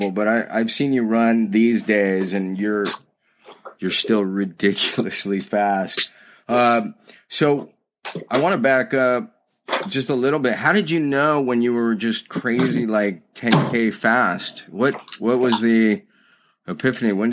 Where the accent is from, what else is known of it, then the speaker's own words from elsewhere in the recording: Austin, Texas, United States; I grew up in Austin, Texas.